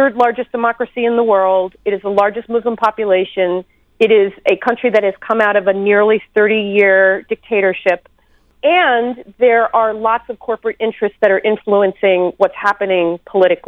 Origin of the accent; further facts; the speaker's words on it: United States; I am an American woman living in the United States